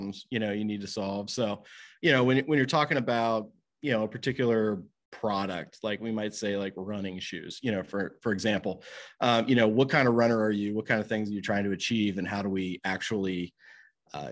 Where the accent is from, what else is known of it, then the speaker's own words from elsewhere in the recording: Covington, Kentucky, United States; So I grew up in Northern Kentucky. I actually live in Covington, Kentucky, but I've been here kind of all my life